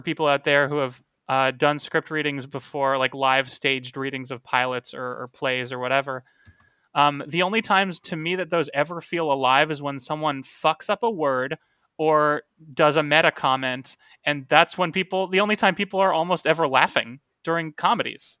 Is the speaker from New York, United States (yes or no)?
no; Tucson, Arizona, United States; Tucson, which is my hometown